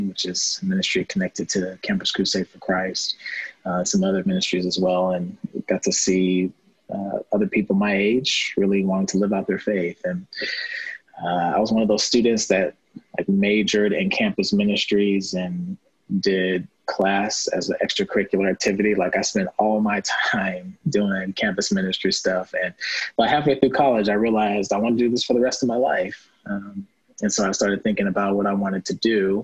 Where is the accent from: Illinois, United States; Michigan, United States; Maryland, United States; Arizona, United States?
Illinois, United States; O'Fallon; I was raised in O'Fallon, Illinois, or about 20 minutes from downtown St. Louis